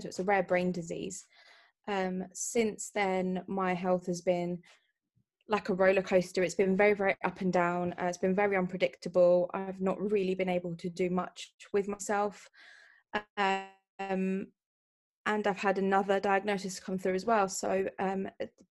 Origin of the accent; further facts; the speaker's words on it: London, United Kingdom; I'm from London